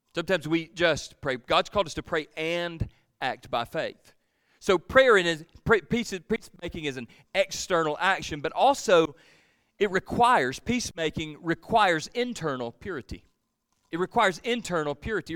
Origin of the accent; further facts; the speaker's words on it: Georgia, United States; I'm from Georgia